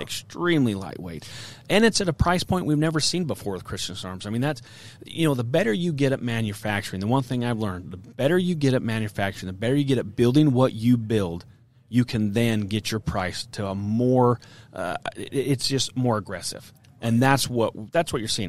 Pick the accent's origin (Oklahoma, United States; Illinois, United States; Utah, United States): Utah, United States; I'm from Utah. A lot of elk hunting in Utah